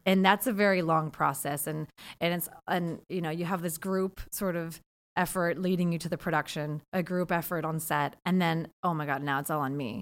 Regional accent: Seattle, Washington, United States; I'm from Seattle, so I went to L

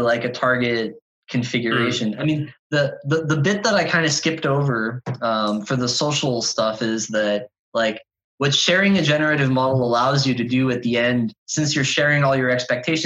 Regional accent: Canada; I'm a Canadian

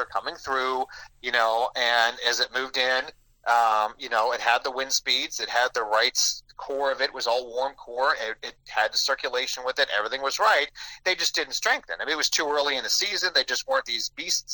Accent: Pittsburgh, Pennsylvania, United States; also born or lived in New Orleans; now in Birmingham, United States; I'm from Pittsburgh originally

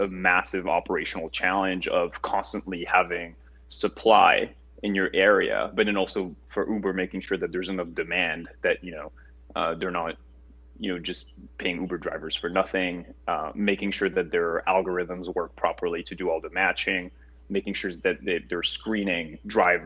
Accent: Paris, Île-de-France, France; moved away as an adult; now in United States; I'm a French native, born and raised in Paris

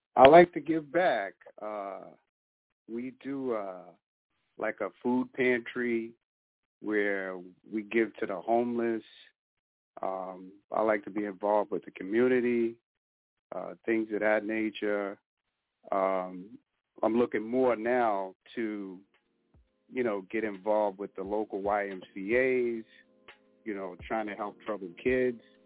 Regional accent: Boston, Massachusetts, United States; I grew up in Boston

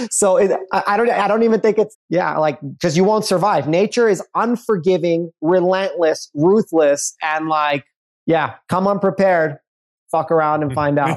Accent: New York City, New York, United States; I grew up in Brooklyn, Brooklyn

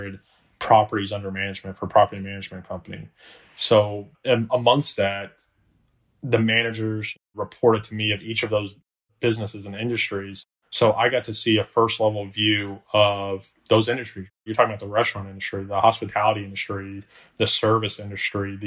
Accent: Orlando, Florida, United States; also born or lived in Alabama; born and raised in Orlando, Florida

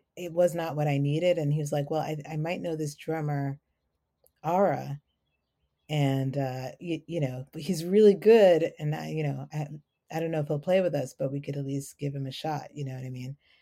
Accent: New York City, New York, United States; accent: New York; moved away as an adult; now in Maryland, United States; I'm also from the Bronx

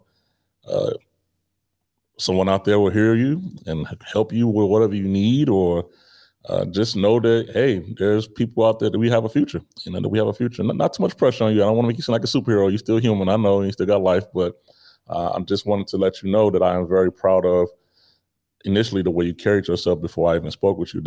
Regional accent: Chicago, Illinois, United States; moved away as an adult; also born or lived in Grand Forks, North Dakota; growing up in Chicago is a big city

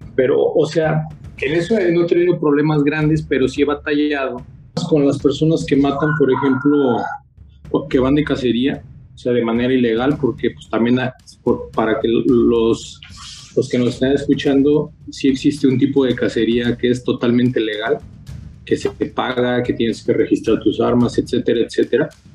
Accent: San Luis Potosí, Mexico; soy potosino de nacimiento, vivo precisamente en la, en la, pues, en la zona media de, San Luis Potosí

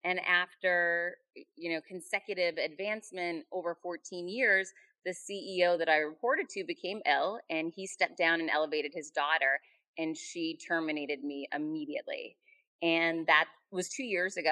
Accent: Worcester, Massachusetts, United States; I grew up in Worcester, Mass

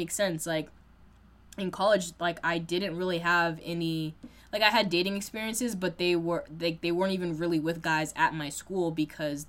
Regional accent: Boston, Massachusetts, United States; I am a black woman who, born and raised in Massachusetts, you know, Boston area

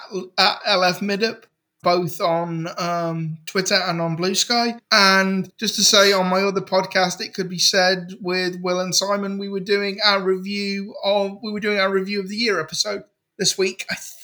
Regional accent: United Kingdom; I'm a Brit and we don't do Thanksgiving

